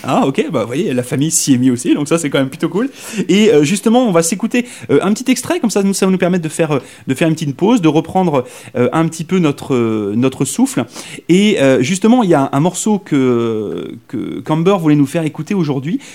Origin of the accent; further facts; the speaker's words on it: Brittany, France; moved away as an adult; now in Saint John, Canada; je viens de France, mais je viens d'une région en France, s'appelle la Bretagne, qui est complètement à l'ouest.